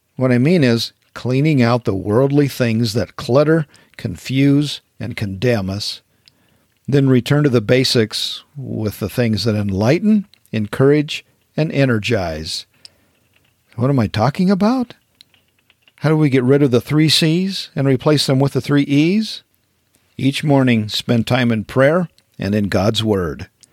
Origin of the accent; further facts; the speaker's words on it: Wyoming, United States; growing up in Wyoming